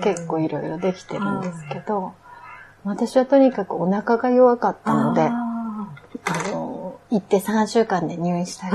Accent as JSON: {"language": "Japanese", "region": "Akita", "country": "Japan", "also_born_or_lived": "India", "moved": "as an adult", "said": "私 は秋田県なんです"}